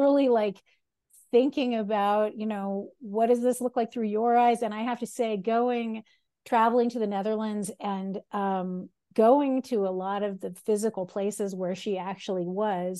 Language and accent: English; United States; I'm an American, I'm not Dutch.